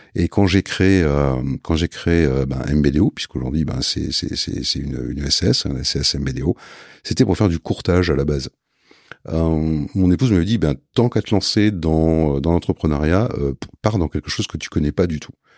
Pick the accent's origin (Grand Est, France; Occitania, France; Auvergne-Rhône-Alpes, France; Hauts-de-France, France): Hauts-de-France, France; Lille; je suis lillois, euh, lillois à la base.